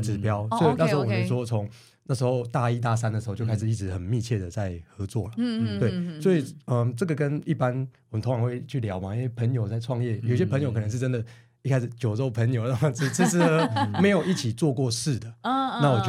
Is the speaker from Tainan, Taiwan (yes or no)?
no; Yilan County, Taiwan; moved away as an adult; also born or lived in Taipei; 我在大学之前我是从乡下来的，我是宜兰那边就是来的，就是学生。对，嗯、哼然后所以我当初到台北去适应了一下。